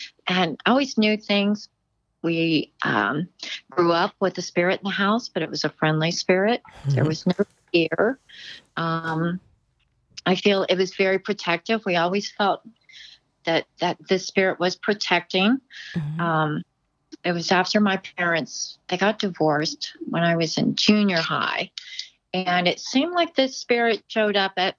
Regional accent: Dayton, Ohio, United States; now in Cincinnati, United States; I'm from the Dayton area, but now I live in Cincinnati.

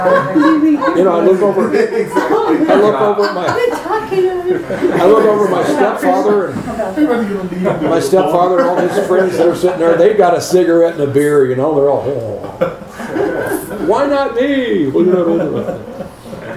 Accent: Chicago, Illinois, United States; I grew up in Chicago, watching the Cubs or Sox games.

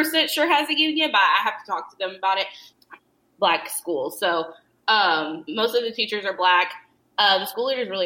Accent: Lexington, Kentucky, United States; also born or lived in Whitesburg, Kentucky / Isom, Kentucky / Louisville, Kentucky; I grew up, I was born in Weisberg, right? And then I lived with my mom in Lexington until I was, like, 11. And then because of, like, some weird family stuff with my mom, I ended up moving with my grandma and my papaw, and they lived in Isom

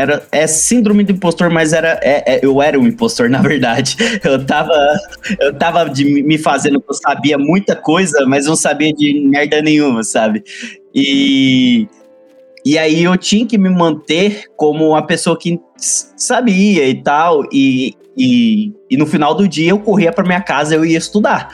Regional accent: Uberlândia, Minas Gerais, Brazil; eu sou uberlandense, sou de Minas Gerais, né? Uberlândia, Minas Gerais.

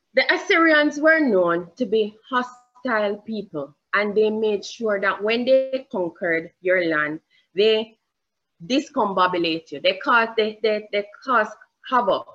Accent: Jamaica; accent: Jamaican; I have a Jamaican accent.

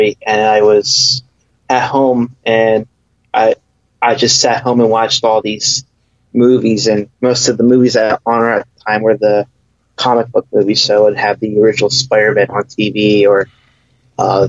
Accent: Pennsburg, Pennsylvania, United States; I'm from Pennsburg, Pennsylvania, and I am in the film business

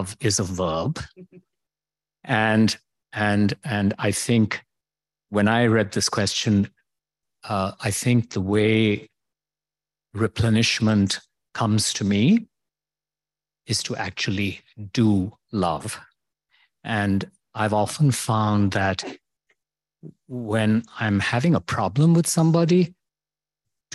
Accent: India; I'm from India

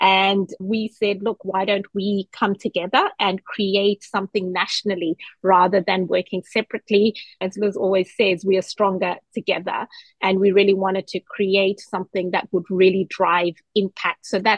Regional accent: New Zealand; I am also a Kiwi, so I had moved here as a New Zealand citizen.

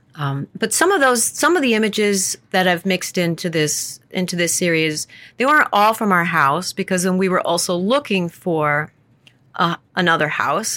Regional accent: the Adirondacks, New York, United States; growing up in the Adirondacks

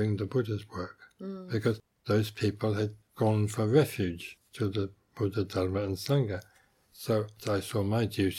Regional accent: England, United Kingdom; moved away as an adult; also born or lived in India; being English by birth

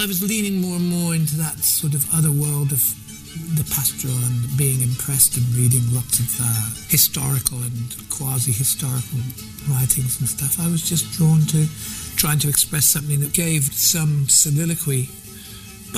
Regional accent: United Kingdom; Being British

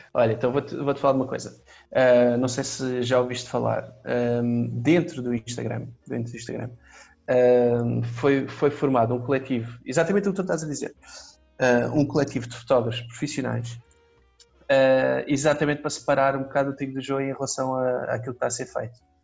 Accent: Faro, Algarve, Portugal; Eu, eu sou de Faro, nasci cá, mas uh, vivi em Faro desde puto

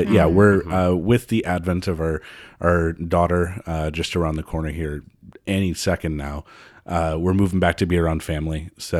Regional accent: Appleton, Wisconsin, United States; I mean, I'm from Appleton, Wisconsin. You know, there's not much else to do there except to get married young and have kids about a week later.

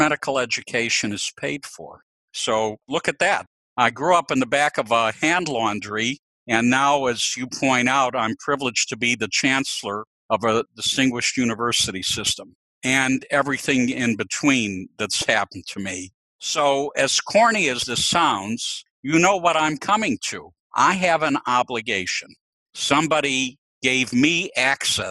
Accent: Chicago, Illinois, United States; I was born in Chicago to two parents who were immigrants from the Ukraine

